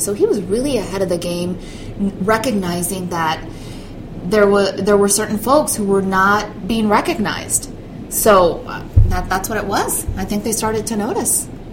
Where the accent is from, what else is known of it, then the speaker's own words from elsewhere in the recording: Orange County, California, United States; also born or lived in Mexico / Evanston, Illinois / Racine, Wisconsin; I was born in the LA area, Orange County